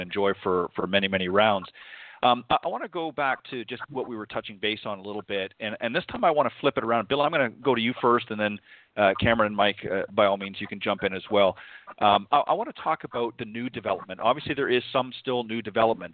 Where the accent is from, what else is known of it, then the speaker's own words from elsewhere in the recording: Burlington, Ontario, Canada; also born or lived in Hamilton, Ontario; grew up in Burlington much of my life